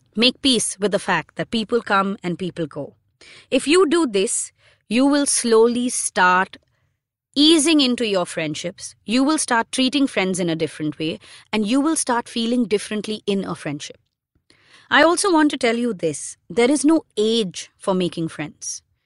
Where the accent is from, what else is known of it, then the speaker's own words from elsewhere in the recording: Mumbai, Maharashtra, India; someone who was born and brought up in Bombay in the nineties